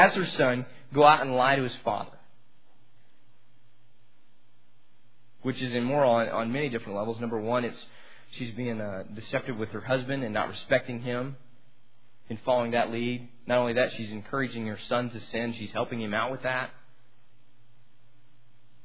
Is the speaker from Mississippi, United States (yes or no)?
no; Amarillo, Texas, United States; I'm from Amarillo, and I grew up, Amarillo's like a big small town.